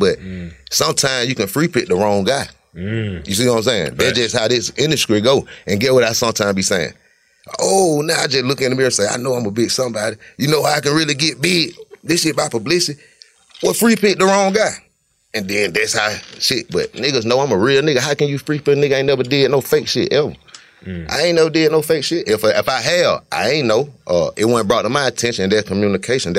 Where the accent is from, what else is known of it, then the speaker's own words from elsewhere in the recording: Cleveland, United States; be knowing I'm from Cleveland, been from Cleveland